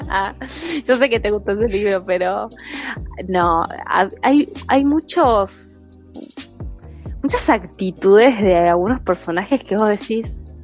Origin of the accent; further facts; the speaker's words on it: Mexico; Hola a todos … soy de México y soy médico veterinario.